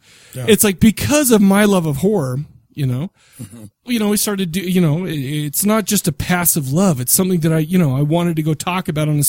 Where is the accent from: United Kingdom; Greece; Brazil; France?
United Kingdom; accent: British; moved away; my British accent